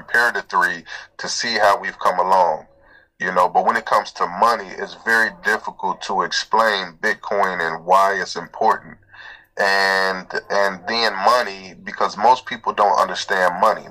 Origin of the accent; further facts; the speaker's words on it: Cincinnati, Ohio, United States; also born or lived in Atlanta, Georgia; I was born in Georgia, in the Atlanta area. And, I've been in Cincinnati my whole life